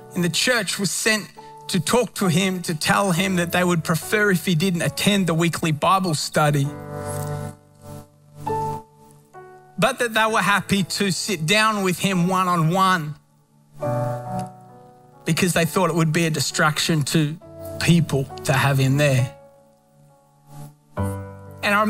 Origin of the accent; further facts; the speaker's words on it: Australia; moved away; Australia back home